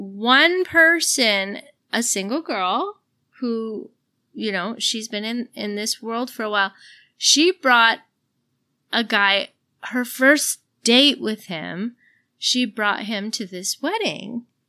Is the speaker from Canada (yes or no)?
yes; Canada; I'm a Canadian. But to be fair, my parents are French Canadian and I'm a military kid. So I've moved around my whole life and I'm French.